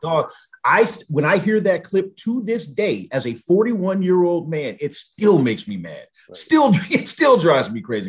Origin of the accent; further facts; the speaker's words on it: Southern California, United States; I grew up in Southern California.